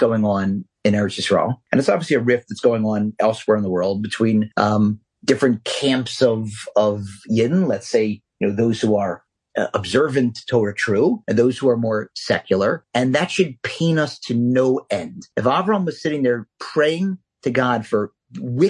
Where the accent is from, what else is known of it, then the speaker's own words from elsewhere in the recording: Philadelphia, Pennsylvania, United States; I'm from Philly